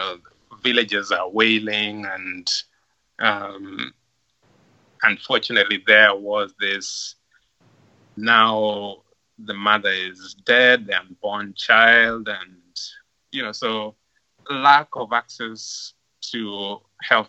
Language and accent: English; Lwala, Migori County, Kenya; moved away as an adult; now in Cleveland, United States; growing up in Loala